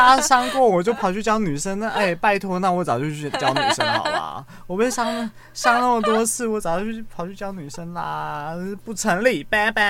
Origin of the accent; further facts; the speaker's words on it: Xinying, Tainan, Taiwan; 但是当我回去我老家的时候，回去新营的时候，我就发现，哎、欸，原来年长一辈的人，他们的想法还是停留在。